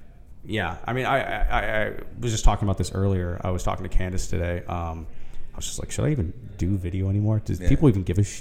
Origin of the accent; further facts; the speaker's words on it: Midwest, United States; also born or lived in Claremont, California; now in California, United States; back in my hometown, you know, in the Midwest.